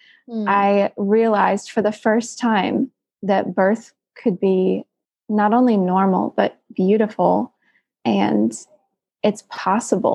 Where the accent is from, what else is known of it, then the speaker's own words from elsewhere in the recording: Greenville, South Carolina, United States; I'm from Greenville, South Carolina